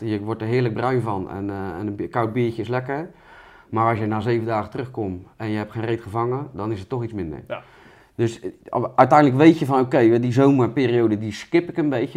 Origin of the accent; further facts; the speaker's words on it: Rotterdam, South Holland, Netherlands; als Rotterdammer